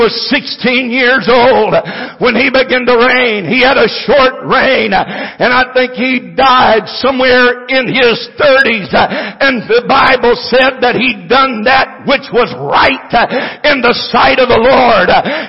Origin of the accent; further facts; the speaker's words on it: United States; I'm an American